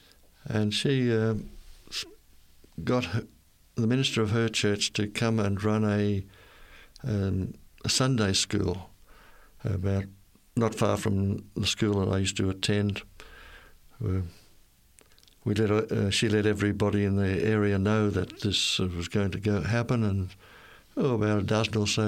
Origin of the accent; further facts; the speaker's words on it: Innisfail, Queensland, Australia; I was born and raised in Queensland, North Queensland, the town of Innisfail.